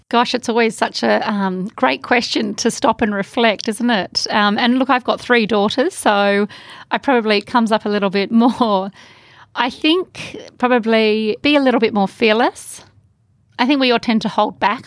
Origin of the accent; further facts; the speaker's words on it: Australia; our country